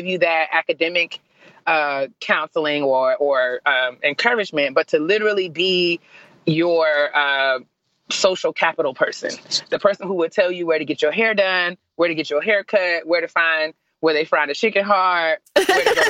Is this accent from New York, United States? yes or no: yes; New York City, New York, United States; moved away as an adult; also born or lived in Storrs, Connecticut; growing up in New York and New York City